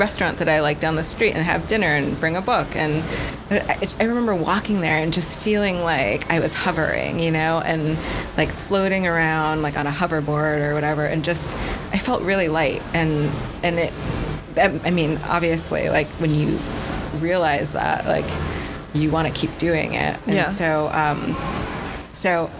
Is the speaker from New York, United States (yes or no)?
yes; Buffalo, New York, United States; now in New York City, United States; I was born in New York City. When I was 1 year old, my family moved.